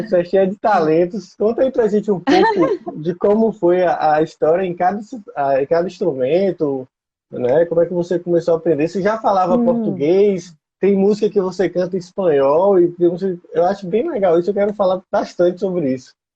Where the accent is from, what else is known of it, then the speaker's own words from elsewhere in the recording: Northeast Region, Brazil; eu sou nordestino, a gente está aqui na Bahia